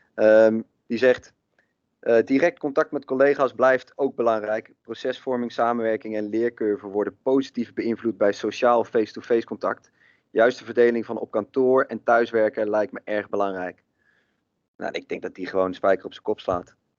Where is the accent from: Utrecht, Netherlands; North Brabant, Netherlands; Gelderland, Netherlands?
Utrecht, Netherlands; Maarssen; ik kom uit Maarsen.